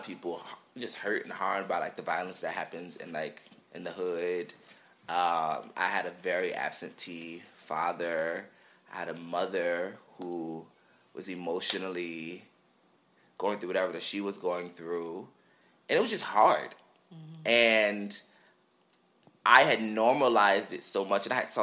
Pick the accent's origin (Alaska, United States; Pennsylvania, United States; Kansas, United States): Pennsylvania, United States; Philadelphia; I grew up in North Philly